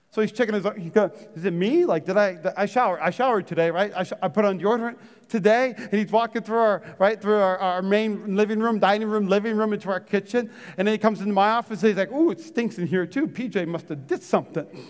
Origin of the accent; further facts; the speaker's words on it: Fargo, North Dakota, United States; I grew up in North Dakota in Fargo